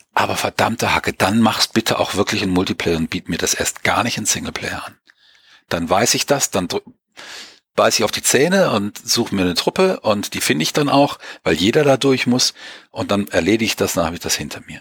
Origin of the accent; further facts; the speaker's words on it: Germany; wir sind nicht mehr so stark autoritätsgläubig, wie wir das gerade in Deutschland ja auch lange waren